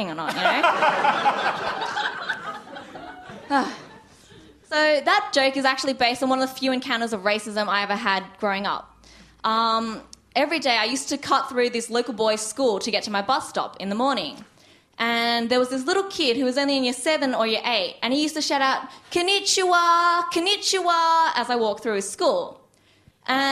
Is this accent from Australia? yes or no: yes; Australia; growing up in Australia